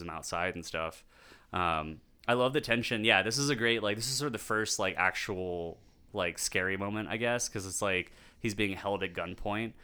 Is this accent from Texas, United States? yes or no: yes; Texas, United States; being born and raised in Texas